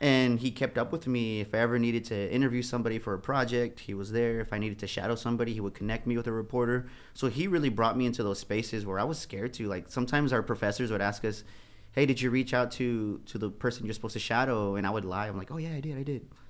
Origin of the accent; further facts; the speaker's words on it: San Antonio, Texas, United States; I'm from the West Side